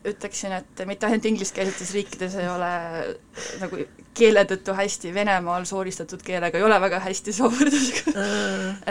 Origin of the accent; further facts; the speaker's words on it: Estonia; mina olen täitsa Eestist, olen ainult Eestis elanud, nii et äh, muid äh, mõjutusi ei ole